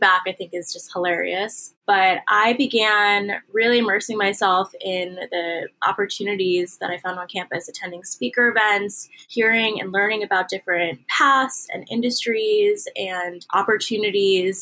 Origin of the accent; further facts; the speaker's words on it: Washington, District of Columbia, United States; also born or lived in Syracuse, New York; I was born and raised in the Washington, D.C. metro area